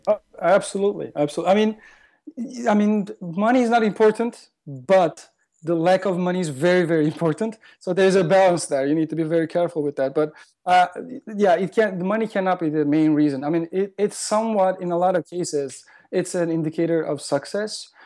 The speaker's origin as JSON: {"language": "English", "country": "Turkey", "also_born_or_lived": "London, United Kingdom", "moved": "as an adult", "lives_now": "Los Angeles, United States", "said": "I am originally from Turkey, like, the last ten years. I've been living in L A, uh, but most majority of my life I spent in Turkey"}